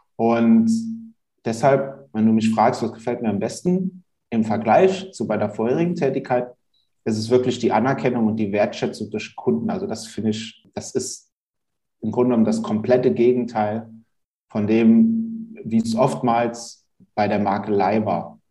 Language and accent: German; Hunsrück, Rhineland-Palatinate, Germany; also born or lived in Mainz / Bingen / Bad Kreuznach; Inzwischen bin ich wieder in meine alte Heimat, wo ich auch groß geworden bin, äh, gezogen, nämlich in den schönen Hunsrück